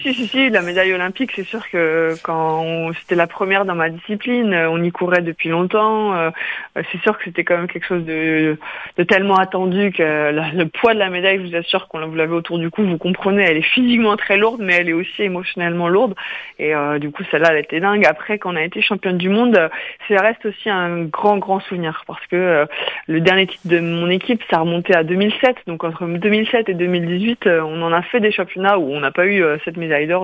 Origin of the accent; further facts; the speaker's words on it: Quimper, Brittany, France; now in Orléans, France; Je suis originaire de Quimper, donc euh, Finistère Sud.